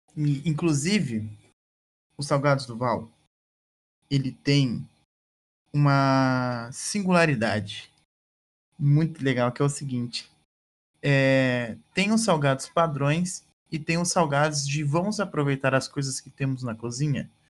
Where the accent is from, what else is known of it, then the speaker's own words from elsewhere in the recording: Maringá, Paraná, Brazil; eu morei minha vida inteira no Jardim Alvorada, né? Aqui em Maringá